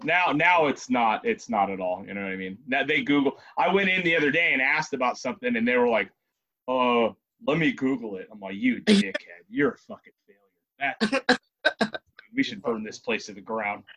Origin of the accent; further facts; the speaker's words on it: Ventura, California, United States; We're from Ventura and Oxnard